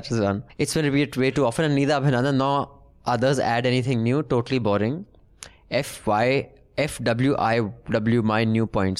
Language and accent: English; Muzaffarpur, Bihar, India; now in Tokyo, Japan; I'm a postdoctorate researcher in Tokyo University, Japan, but I grew up in Muzaffarpur. Actually, I was born in Kejriwal Hospital there